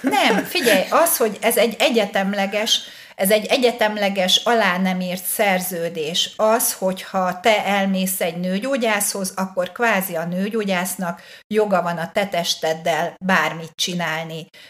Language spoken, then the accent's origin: Hungarian; Hungary; nyilván magyar vagyok